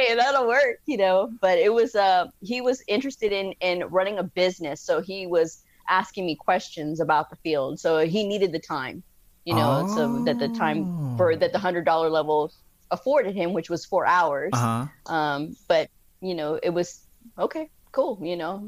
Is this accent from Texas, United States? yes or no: yes; Texas, United States; I'm a Texan